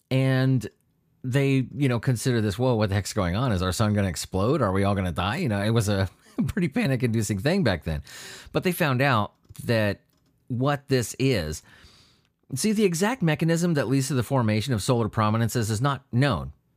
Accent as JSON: {"language": "English", "town": "San Diego", "region": "California", "country": "United States", "tie": "born or raised there", "said": "I grew up near the Whaley House. I, I, in San Diego"}